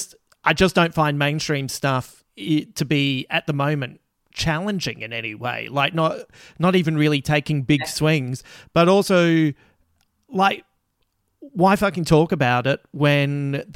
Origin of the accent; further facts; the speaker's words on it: Croydon, London, United Kingdom; growing up in West Croydon on Bedford Street, where opposite was the Croydon High School, and there was two concrete cricket pitches in nets right next to the fence.